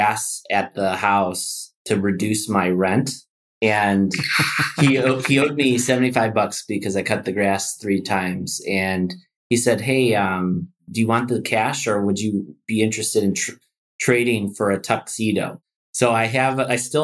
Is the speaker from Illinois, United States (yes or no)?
yes; Chicago, Illinois, United States; now in Puerto Rico; I'm originally from city of big shoulders, Midwest boy, grew up in Chicago